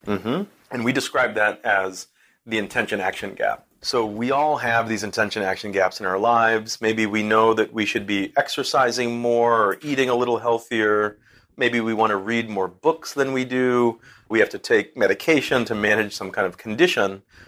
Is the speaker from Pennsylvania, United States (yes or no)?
no; Boston, Massachusetts, United States; now in Newburgh, United States; I'm a Bostonian